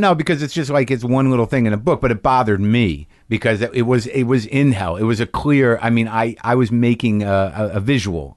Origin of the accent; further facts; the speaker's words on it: New Mexico, United States; moved away; also born or lived in Boston / New Jersey; I grew up mostly in New Mexico